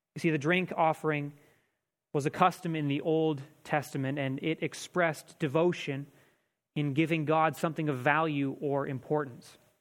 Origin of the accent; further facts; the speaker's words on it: Canada; we, as Canadian Christians